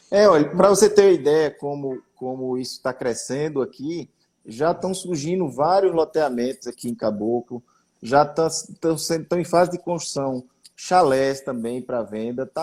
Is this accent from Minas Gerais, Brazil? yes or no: no; Gravatá, Pernambuco, Brazil; now in Caruaru, Brazil; Eu sou de Gravatar, eu sei dessa